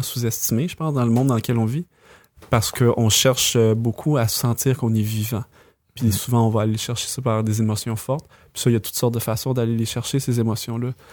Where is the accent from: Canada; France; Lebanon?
Canada; Quebec; on on est québécois